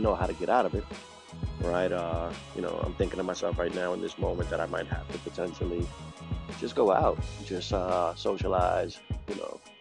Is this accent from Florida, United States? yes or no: no; New York City, New York, United States; moved away; I'm from New York City, Brooklyn, New York